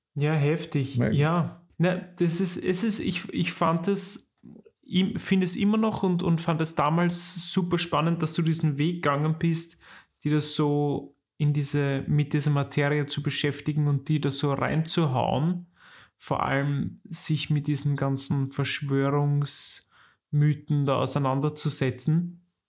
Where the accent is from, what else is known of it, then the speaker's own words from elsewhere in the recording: Weinviertel, Lower Austria, Austria; moved away; wenn ich in meine alte Heimat komme und ins Weinviertel rausfahre